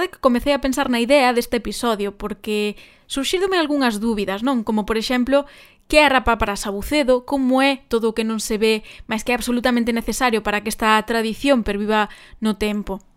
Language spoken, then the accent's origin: Galician; A Estrada, Galicia, Spain; moved away; Eu como estradense